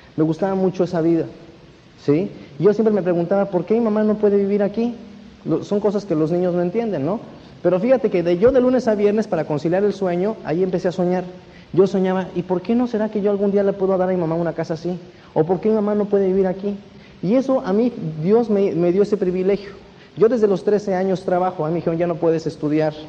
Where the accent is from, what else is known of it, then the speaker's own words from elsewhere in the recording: Mexico; moved away as an adult; now in Mexico City, Mexico; Yo no soy de la Ciudad de México, yo vivo en la Ciudad de México hace 11 años